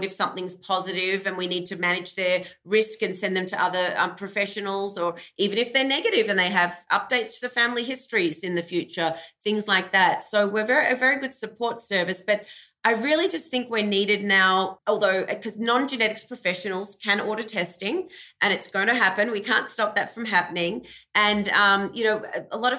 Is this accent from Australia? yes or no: yes; Australia; moved away as an adult; also born or lived in Melbourne, Australia; now in United States; I grew up in Australia, hence my accent.